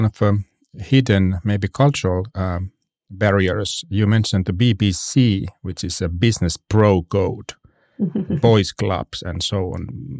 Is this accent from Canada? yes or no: no; Finland; I come from Finland